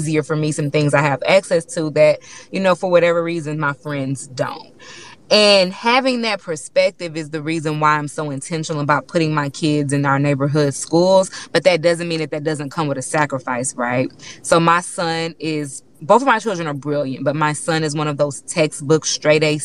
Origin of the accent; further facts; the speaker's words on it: Houston, Texas, United States; I'm from Third Ward, right? That's a black neighborhood in Houston